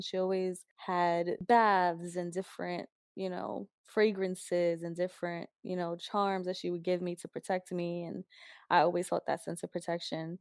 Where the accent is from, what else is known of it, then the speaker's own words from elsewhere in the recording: New York, United States; also born or lived in New Jersey; my mom grew up in East Harlem, Spanish Harlem. That's where I kind of grew up. Went to high school in Jersey, then went back to New York